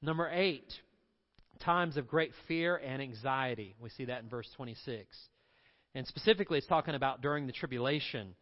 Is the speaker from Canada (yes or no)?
no; Candler, North Carolina, United States; I grew up in Inca Candler. There was the Hominy Valley Swimming Pool